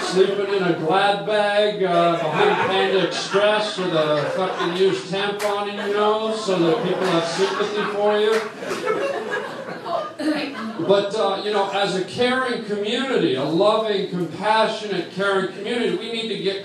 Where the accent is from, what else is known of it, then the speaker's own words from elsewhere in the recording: Toronto, Ontario, Canada; I'm Canadian